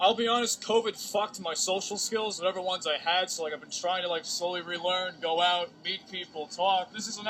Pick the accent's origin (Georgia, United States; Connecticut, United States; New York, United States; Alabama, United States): New York, United States; Kings Park; Originally Kings Park.